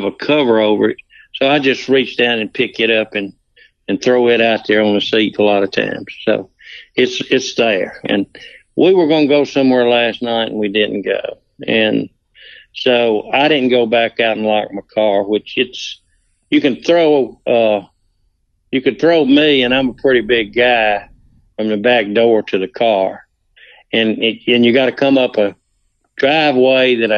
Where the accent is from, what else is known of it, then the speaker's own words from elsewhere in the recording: Tocopola, Mississippi, United States; also born or lived in Water Valley; When I was growing up in Takapola, my daddy had a farm, a cattle ranch